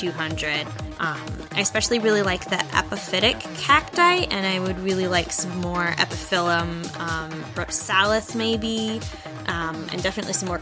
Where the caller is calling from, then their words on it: Middletown, Connecticut, United States; I'm calling from Middletown, Connecticut in the northeastern United States.